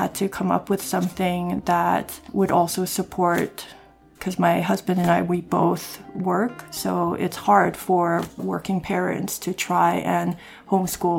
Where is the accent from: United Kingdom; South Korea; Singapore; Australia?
South Korea; moved away; I'm from Korea, I have Korean ancestry